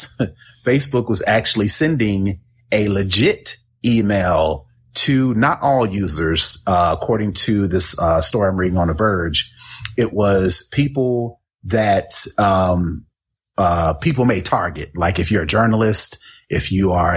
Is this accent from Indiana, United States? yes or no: yes; Indianapolis, Indiana, United States; I'm from Indianapolis.